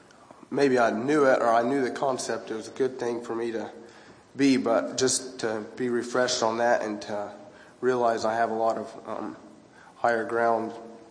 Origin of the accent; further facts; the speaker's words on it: Idaho, United States; I'm from Idaho, a little bit south of where Lucas is from.